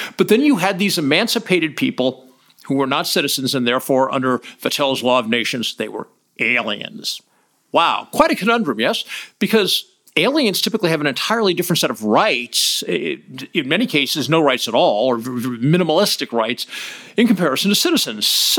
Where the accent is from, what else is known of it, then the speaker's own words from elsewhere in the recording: California, United States; I was born in California